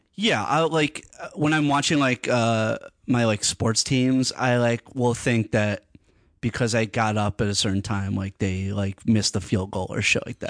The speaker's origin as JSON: {"language": "English", "town": "Hartford", "region": "Connecticut", "country": "United States", "tie": "born or raised there", "also_born_or_lived": "New York", "moved": "as an adult", "said": "I was born in New York. Uh, I lived there for, like, uh, part of my, like, uh, childhood, and then I, I moved to Hartford, Connecticut, grew up in Hartford"}